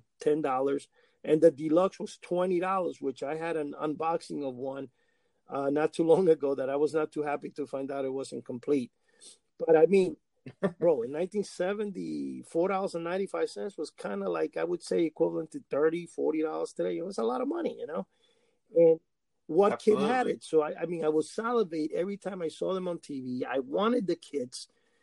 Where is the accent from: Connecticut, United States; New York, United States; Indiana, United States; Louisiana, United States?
New York, United States; New York City; also born or lived in Cuba; In New York City, where I grew up in Washington Heights